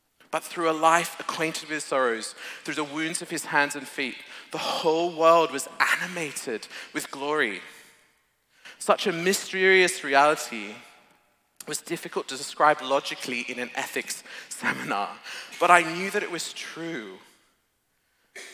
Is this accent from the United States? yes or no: no; Australia; moved away; I'm an Aussie